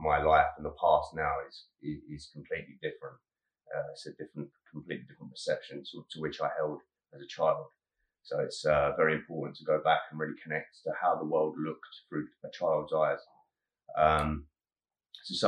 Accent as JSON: {"language": "English", "town": "Harlow", "region": "East of England", "country": "United Kingdom", "tie": "born or raised there", "said": "I was born in Harlow, Essex"}